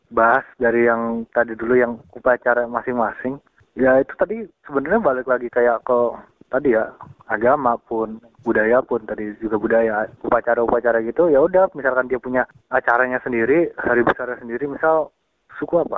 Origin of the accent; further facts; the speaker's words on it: West Java, Indonesia; gue kan ini ya dari apa Jabar gue kan asal Jabar gitu.